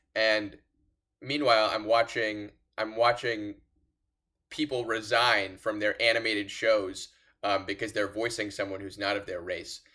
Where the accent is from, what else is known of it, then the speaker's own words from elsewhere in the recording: Los Angeles, California, United States; I'm from Los Angeles